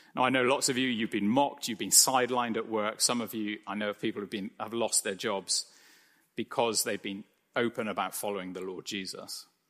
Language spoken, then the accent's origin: English; United Kingdom; I'm British